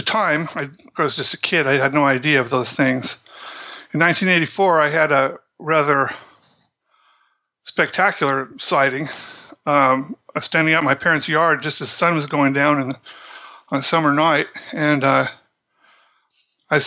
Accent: Central Washington, United States; I grew up in Central Washington.

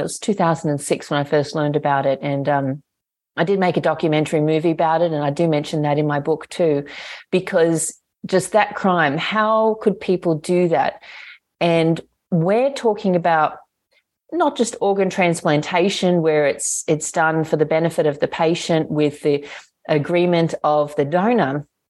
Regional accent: Australia; I'm an Australian citizen

